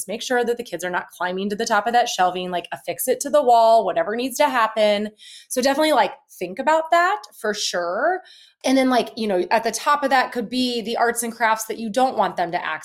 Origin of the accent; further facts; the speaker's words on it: Midwest, United States; We grew up in the Midwest